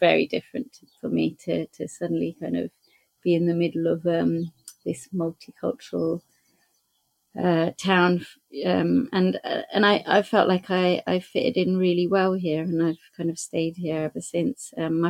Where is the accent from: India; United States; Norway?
Norway; moved away as an adult; also born or lived in Brighton, England; now in United Kingdom; I grew up in Norway, so we used to come to England a lot and during holidays